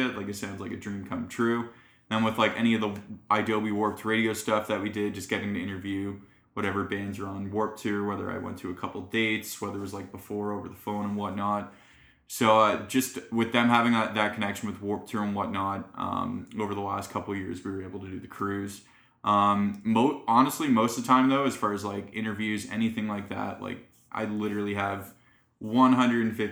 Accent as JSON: {"language": "English", "town": "Alliston", "region": "Ontario", "country": "Canada", "tie": "born or raised there", "also_born_or_lived": "St. Catharines", "said": "I grew up in Alliston, which is about like an hour north of here"}